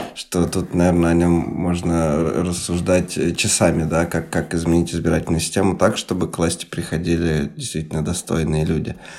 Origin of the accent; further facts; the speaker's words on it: Chelyabinsk Oblast, Russia; когда я рос в Челябинской области